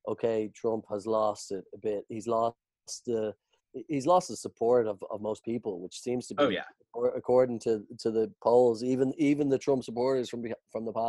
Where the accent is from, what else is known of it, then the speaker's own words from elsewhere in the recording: Ireland; as an Irish people